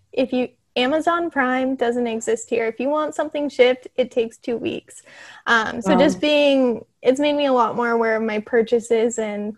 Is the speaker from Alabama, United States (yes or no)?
no; Denver, Colorado, United States; moved away as an adult; now in Oahu, United States; growing up in Colorado